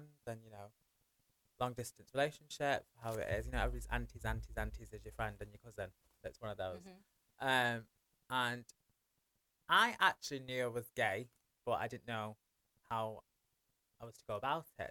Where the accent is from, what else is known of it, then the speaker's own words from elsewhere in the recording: Manchester, North West England, United Kingdom; I grew up in Old Trafford.